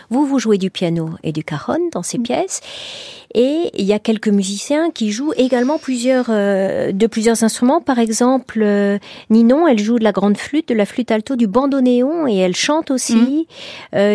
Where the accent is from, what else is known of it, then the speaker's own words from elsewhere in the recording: Toulon, Provence-Alpes-Côte d'Azur, France; born there; Je suis née à Toulon